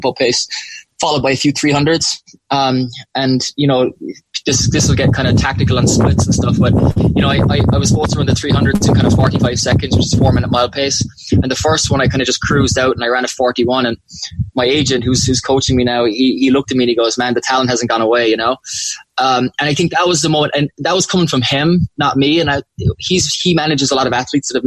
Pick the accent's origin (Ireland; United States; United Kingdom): Ireland; Macroom, Munster; I grew up loving out in Macroom